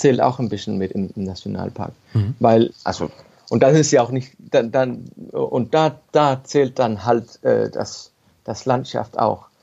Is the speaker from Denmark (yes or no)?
yes; Ballum, Southern Denmark, Denmark; also born or lived in Copenhagen; ich bin in, in Ballum geboren. Das ist ein kleines Dorf auf dem Festland, genau, genau bei Römer, bloß auf dem Festland. Und als Kind habe ich halt jeden Tag, bin ich bei mir rumgelaufen und habe verschiedene Dinge gesehen und gefunden und so weiter. Und bin halt da aufgewachsen